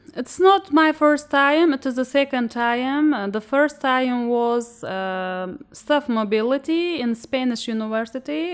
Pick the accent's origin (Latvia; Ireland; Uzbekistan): Uzbekistan; I'm a student from Uzbekistan